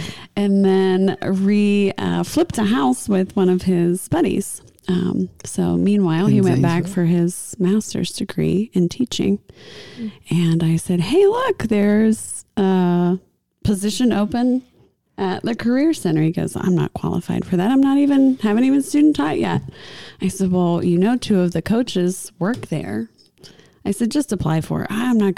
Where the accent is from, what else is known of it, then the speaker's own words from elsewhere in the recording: New Concord, Ohio, United States; moved away as an adult; now in Mount Vernon, United States; No, we're from New Concord.